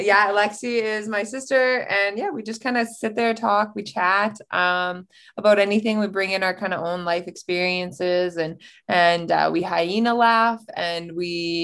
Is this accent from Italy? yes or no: no; Regina, Saskatchewan, Canada; we are a Cree sister duo from Regina, Saskatchewan, Canada. It's in the middle of the prairies. And we're from Treaty 4.